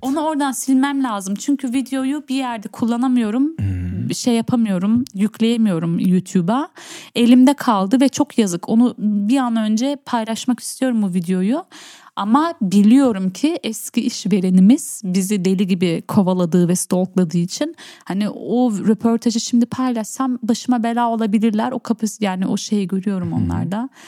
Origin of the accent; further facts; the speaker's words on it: Berlin, Germany; also born or lived in Urfa; Ben Berlin vatandaşıyım. Ben Berlin'de doğdum.